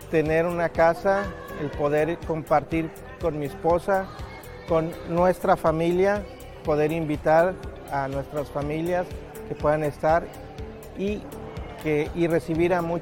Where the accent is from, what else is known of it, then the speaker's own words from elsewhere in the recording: Querétaro, Mexico; Hola, ¿qué tal? … soy de México, de Querétaro.